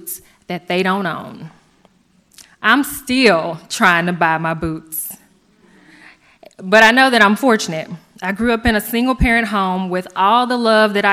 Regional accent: Stuttgart, Arkansas, United States; Growing up in Stuttgart

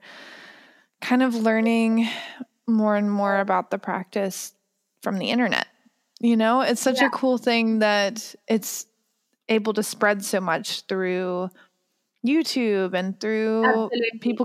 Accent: United States; I'm American.

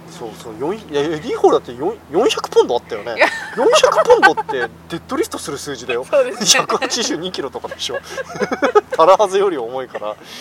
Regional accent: South Korea; moved away

